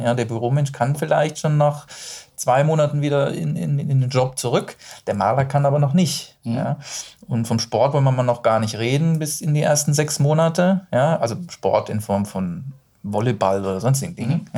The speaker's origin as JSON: {"language": "German", "town": "Duisburg", "region": "North Rhine-Westphalia", "country": "Germany", "said": "ich bin ja aus dem Rheinland, also ich bin ja aus Duisburg"}